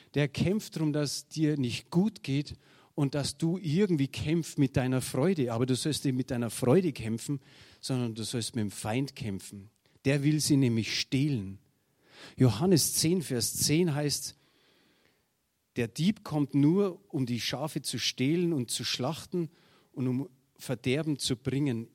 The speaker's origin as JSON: {"language": "German", "country": "Germany", "said": "wir sind halt Deutsche"}